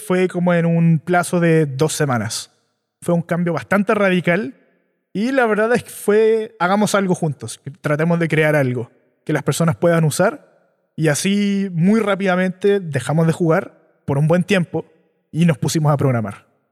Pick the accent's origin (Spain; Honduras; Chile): Chile; Yo nací y crecí en Chile.